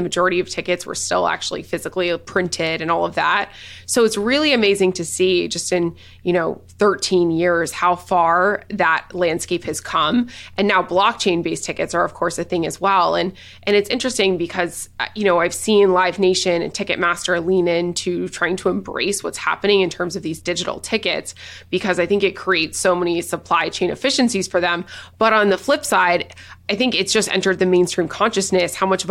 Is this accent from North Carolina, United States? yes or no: no; Nashville, Tennessee, United States; I'm from Nashville.